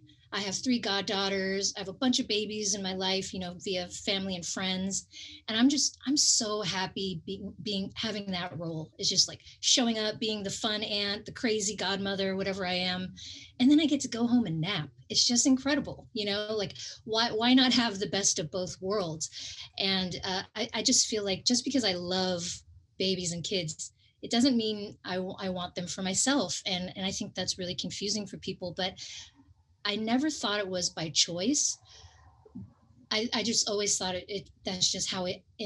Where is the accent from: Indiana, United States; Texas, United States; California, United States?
California, United States; growing up in California